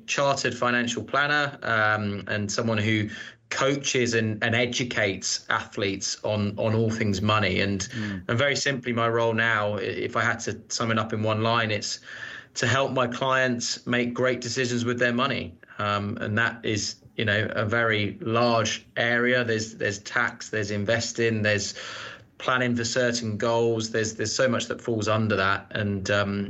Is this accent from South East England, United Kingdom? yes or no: yes; Surrey, South East England, United Kingdom; I grew up in Surrey, which is just outside of London